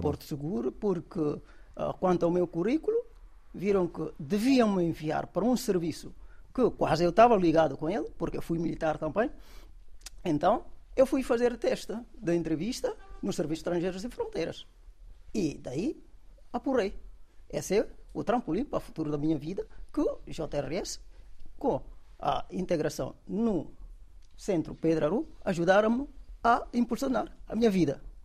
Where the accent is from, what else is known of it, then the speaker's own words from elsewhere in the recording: Guinea-Bissau; moved away as an adult; also born or lived in Dakar, Senegal; now in Portugal; eu venho da Guiné